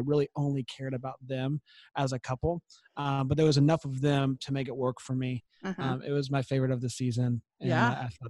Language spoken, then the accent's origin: English; Florida, United States; I'm from Florida